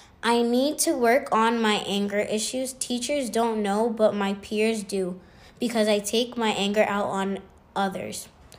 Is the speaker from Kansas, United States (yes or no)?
no; New York City, New York, United States; also born or lived in Manhattan; I am a black and Puerto Rican 10-year-old. I was born in Manhattan and raised in the Bronx.